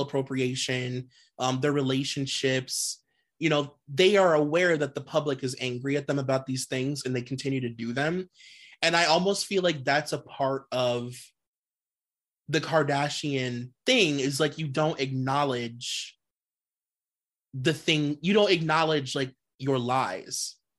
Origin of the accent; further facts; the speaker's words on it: Cleveland, Ohio, United States; I'm from Cleveland